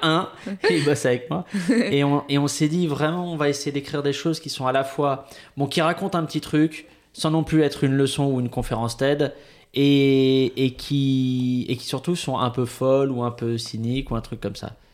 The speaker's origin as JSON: {"language": "French", "town": "Bois-Colombes", "region": "Île-de-France", "country": "France", "tie": "born or raised there", "said": "j'ai grandi à Bois-Colombes, vraiment, mais ah, limite Agnières"}